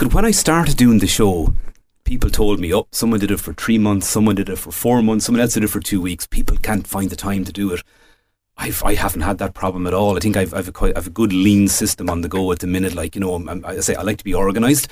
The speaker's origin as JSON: {"language": "English", "region": "Midlands", "country": "Ireland", "tie": "born or raised there", "said": "I was born, I grew up in the Midlands"}